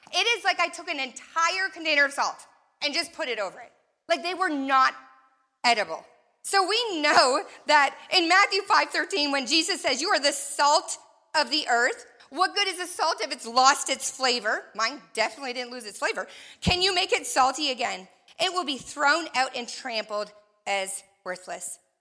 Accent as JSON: {"language": "English", "country": "Canada", "tie": "born or raised there", "also_born_or_lived": "Florida", "moved": "as an adult", "said": "I grew up in Canada"}